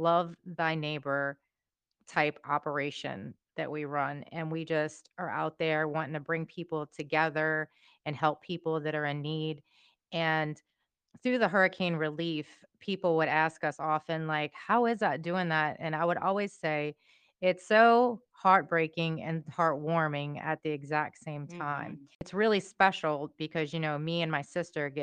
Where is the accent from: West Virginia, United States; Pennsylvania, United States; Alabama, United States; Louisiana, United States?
Louisiana, United States; We grew up in Louisiana.